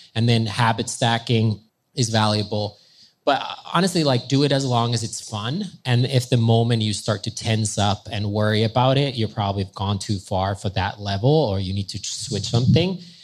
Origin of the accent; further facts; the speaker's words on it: Finland; I'm from Finland and we're on the border of Russia